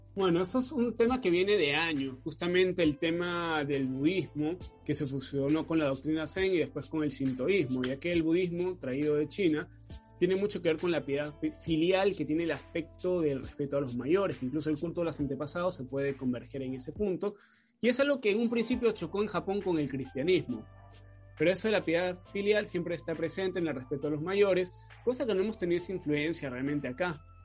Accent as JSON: {"language": "Spanish", "country": "Peru", "said": "acá en Perú"}